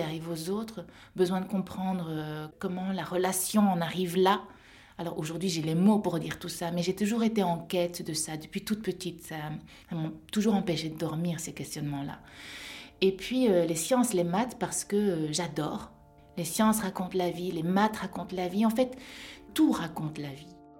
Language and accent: French; Wallonia, Belgium; also born or lived in Seoul, South Korea; J'ai atterri euh, en Belgique, euh, en Wallonie, dans une famille d'agriculteurs. J'ai grandi dans une ferme.